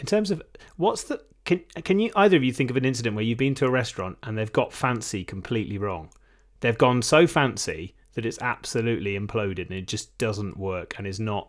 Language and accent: English; United Kingdom; being a Brit